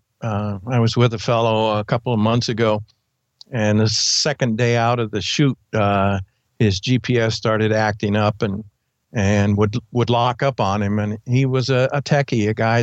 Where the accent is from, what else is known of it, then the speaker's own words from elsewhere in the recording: Montana, United States; my home state, Montana